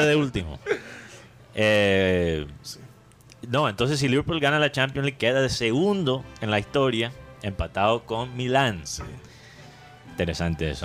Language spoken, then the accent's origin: Spanish; Colombia